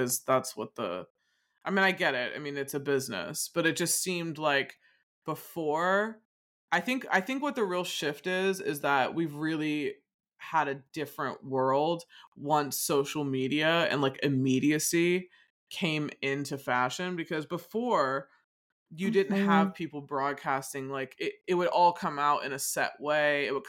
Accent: United States; I guess it's maybe because I'm American and I know that look a lot

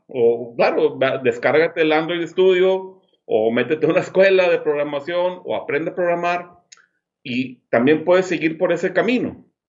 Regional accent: Monterrey, Nuevo León, Mexico; now in Los Cabos, Mexico; Ahora soy de Monterrey, como tú, pero vivo acá en Los Cabos

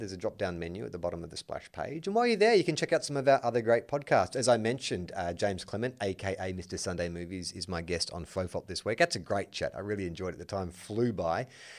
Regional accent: New Zealand; as a New Zealander, it is a huge movie here

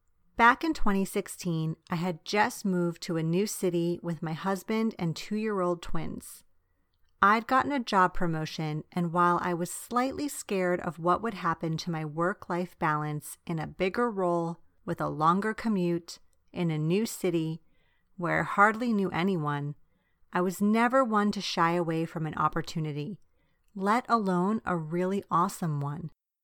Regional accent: Long Island, New York, United States; also born or lived in Bari, Italy; Besides all of this, I'm Italian American. Yes, I grew up on Long Island in New York, but also in Bari, Italy, where my dad is from and his siblings still live.

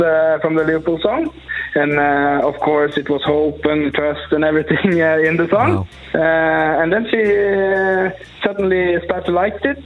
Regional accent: Norway; I'm from Ludvik in Norway

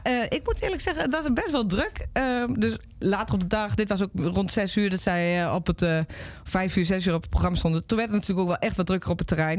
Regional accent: Overijssel, Netherlands; in de regio waar ik vandaan kom

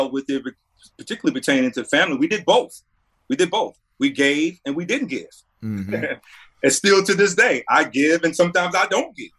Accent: North Carolina, United States; Representing my hometown, representing the state of North Carolina

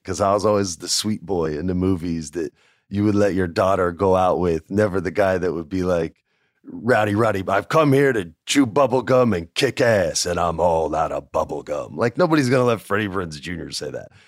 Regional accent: New Mexico, United States; I grew up in New Mexico

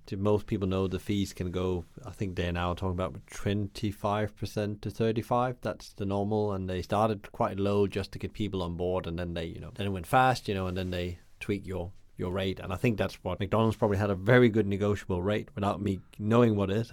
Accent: Denmark; where I come from Denmark

